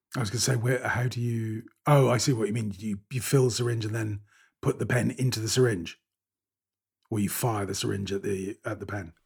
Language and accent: English; United Kingdom; I'm British